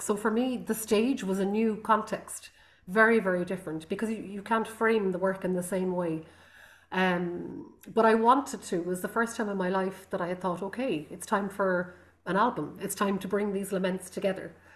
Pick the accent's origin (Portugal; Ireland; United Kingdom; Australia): Ireland; Connemara, County Galway, Connacht; first language Irish; English is a second language; also born or lived in Rome; I come from Connemara in the Gaeltacht in um, the west coast of Ireland, outside Galway, and it's a Gaelic Gaelic speaking